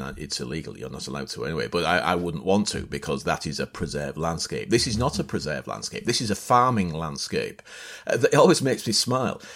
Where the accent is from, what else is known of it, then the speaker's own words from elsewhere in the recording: near Hull, Yorkshire and the Humber, United Kingdom; I grew up in East Yorkshire, a little village on the outskirts of Hull